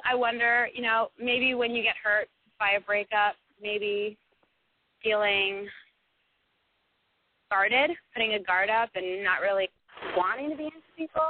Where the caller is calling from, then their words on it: San Francisco, California, United States; I'm calling from San Francisco, California.